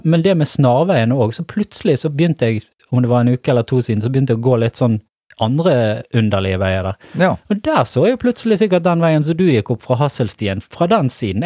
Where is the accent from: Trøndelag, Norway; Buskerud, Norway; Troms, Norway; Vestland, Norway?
Vestland, Norway; Stamerbakken; jeg vokste opp i Stamerbakken